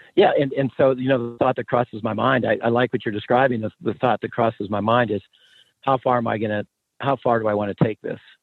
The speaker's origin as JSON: {"language": "English", "region": "Pennsylvania", "country": "United States", "tie": "born or raised there", "moved": "as an adult", "said": "I'm from a small coal mining town in Steeltown in Pennsylvania, and uh, Western Pennsylvania, outside a couple hours from Pittsburgh"}